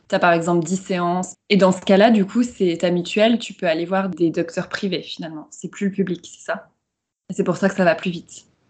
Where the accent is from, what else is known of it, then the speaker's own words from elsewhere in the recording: France; moved away; also born or lived in Shanghai; en tant que Française